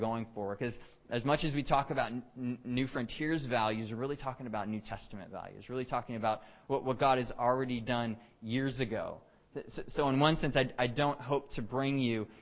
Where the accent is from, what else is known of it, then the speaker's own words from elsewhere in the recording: Texas, United States; moved away as an adult; now in Canada; I'm originally from Texas and have lived in Canada for about 8.5 years now.